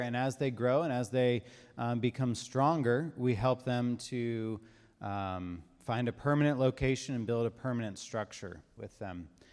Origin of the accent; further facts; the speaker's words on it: Savannah, Georgia, United States; moved away as an adult; now in Ethiopia; our family, we're from Savannah, um, and about four years ago, my family, uh, moved to Ethiopia